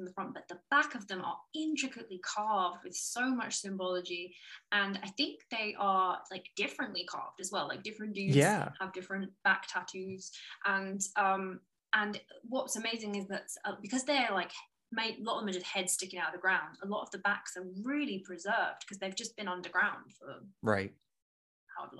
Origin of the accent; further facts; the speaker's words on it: England, United Kingdom; I grew up in England, and we have castles